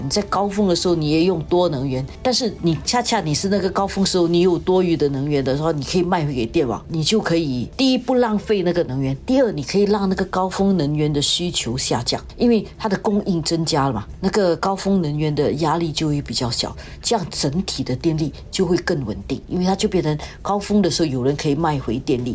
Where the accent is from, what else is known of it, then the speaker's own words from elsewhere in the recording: Singapore; 我们新加坡人